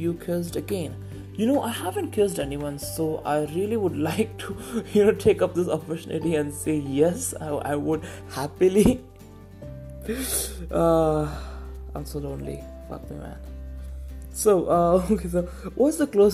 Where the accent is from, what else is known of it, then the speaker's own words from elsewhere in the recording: Tamil Nadu, India; I'm a Tamilian, so I'm from, you know, India